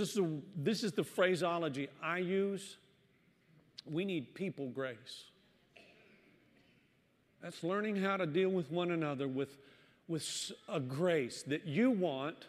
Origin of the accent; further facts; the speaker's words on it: the South, United States; moved away; I was born and raised in the South